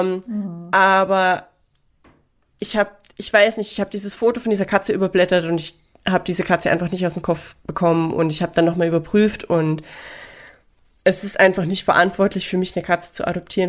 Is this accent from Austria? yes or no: yes; Austria; now in Seoul, South Korea; ich bin Österreicherin und wir trinken Bier